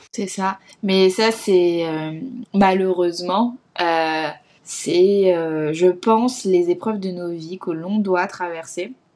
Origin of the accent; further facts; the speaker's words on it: Alsace, Grand Est, France; moved away; j'ai postulé à une école euh, en Alsace, parce que c'est là d'où je viens